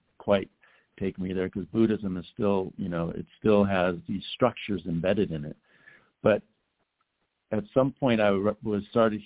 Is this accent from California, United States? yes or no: yes; Los Angeles, California, United States; growing up in Los Angeles